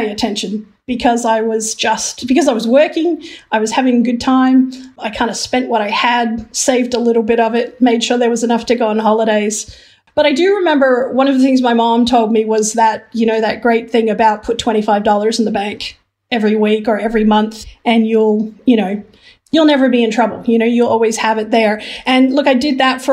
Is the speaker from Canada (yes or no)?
no; Philippines; moved away; also born or lived in Hong Kong; I was born in Hong Kong and I grew up in the Philippines.